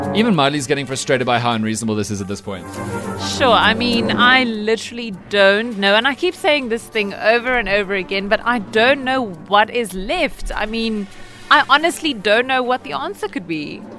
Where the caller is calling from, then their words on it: Port Elizabeth, Eastern Cape, South Africa; I'm calling from Port Elizabeth